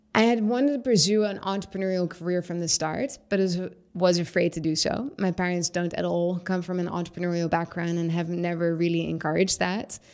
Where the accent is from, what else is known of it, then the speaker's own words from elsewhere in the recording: Syria; moved away; I was building houses when I was a kid growing up in Syria with rocks and mud and sticks and stones